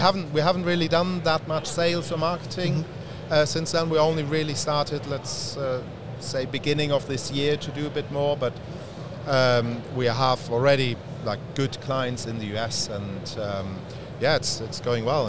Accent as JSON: {"language": "English", "country": "Germany", "moved": "yes", "said": "I'm from Germany originally."}